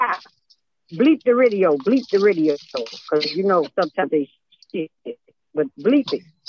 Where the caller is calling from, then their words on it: Georgia, United States; I'm calling … of Georgia to shout out congratulations, daughter.